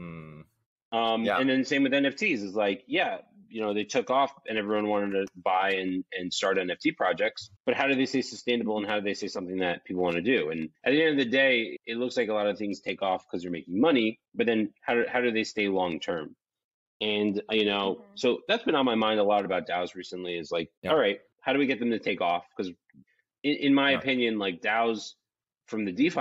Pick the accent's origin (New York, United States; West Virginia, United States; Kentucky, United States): New York, United States; moved away as an adult; now in Miami, United States; I was born and raised in New York, lived there my whole life, moved to Miami about 2.5 years ago now